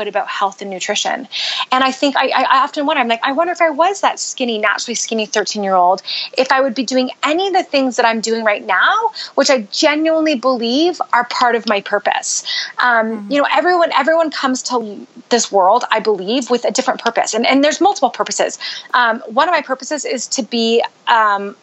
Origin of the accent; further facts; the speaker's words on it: Canada; moved away as an adult; also born or lived in Utah, United States; now in United States; I grew up in Canada